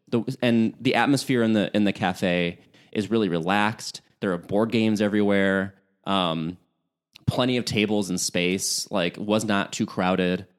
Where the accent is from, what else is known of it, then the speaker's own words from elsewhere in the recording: Chicago, Illinois, United States; moved away; the home for the holidays for me is, uh, in Chicagoland. So, being a Chicagoan